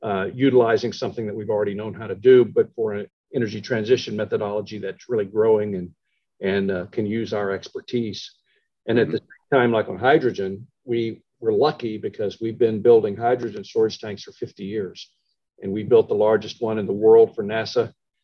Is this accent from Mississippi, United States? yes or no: no; Shreveport, Louisiana, United States; born there; so I was born in Shreveport. I went to Oklahoma, then I went back to Shreveport